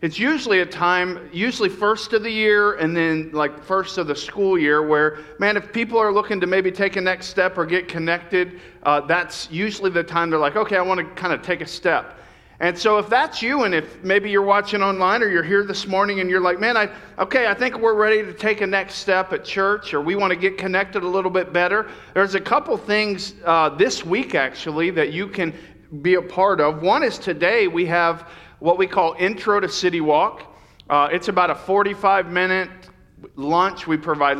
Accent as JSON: {"language": "English", "region": "the South", "country": "United States", "tie": "born or raised there", "moved": "yes", "lives_now": "Yuba City area, California, United States", "said": "Growing up in the South"}